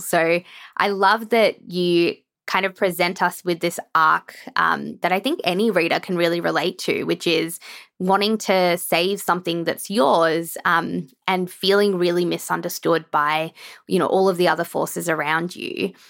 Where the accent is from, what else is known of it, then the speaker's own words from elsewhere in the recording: Canberra, Australian Capital Territory, Australia; as a child, I grew up in Canberra